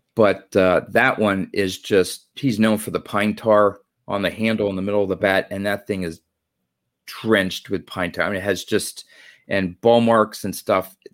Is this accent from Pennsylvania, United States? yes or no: yes; Pennsylvania, United States; I'm from Pennsylvania.